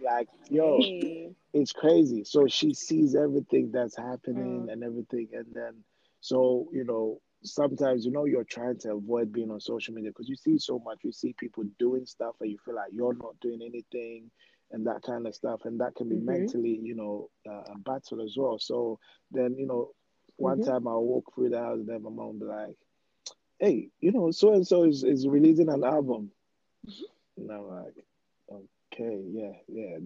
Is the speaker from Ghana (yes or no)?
yes; Ghana; also born or lived in Peckham, London; now in United Kingdom; I grew up in Ghana